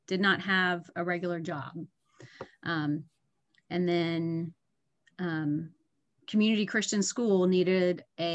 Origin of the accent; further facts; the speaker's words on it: Panama City, Florida, United States; now in Tallahassee, United States; I grew up in Panama City, so always in or near the water